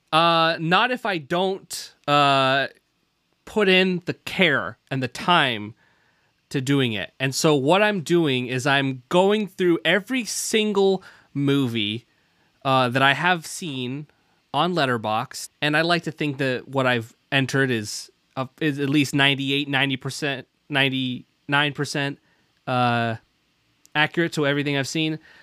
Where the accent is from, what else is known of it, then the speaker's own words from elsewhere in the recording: Pacific Northwest, United States; also born or lived in United Kingdom; I was, I was born there and then immediately flew, uh, to the Pacific Northwest, where I learned to talk like this